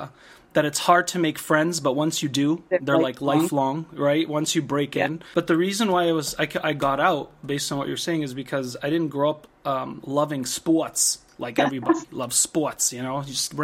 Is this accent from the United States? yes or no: yes; Massachusetts, United States; moved away; Mass is my my birthplace and where I was mostly shaped and nourished.